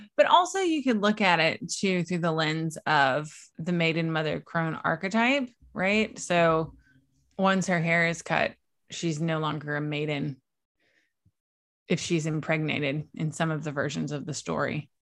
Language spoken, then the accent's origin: English; East Coast of Virginia, United States; I was born and raised on the East Coast of Virginia.